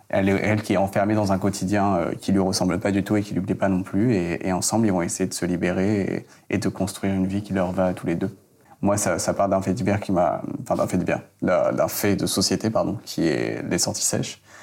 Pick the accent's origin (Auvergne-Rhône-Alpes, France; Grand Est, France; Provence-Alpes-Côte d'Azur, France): Provence-Alpes-Côte d'Azur, France; Je viens du sud de la France, des Alpes-Maritimes, euh, à la campagne.